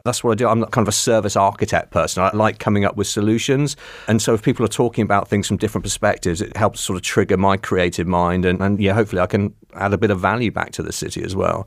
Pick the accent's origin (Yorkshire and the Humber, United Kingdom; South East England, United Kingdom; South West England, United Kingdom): South West England, United Kingdom; Cornwall; I grew up in Cornwall